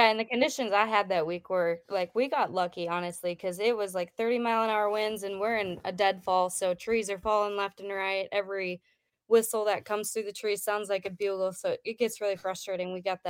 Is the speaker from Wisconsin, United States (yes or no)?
yes; Wisconsin, United States; I grew up in Wisconsin. My home base is in Idaho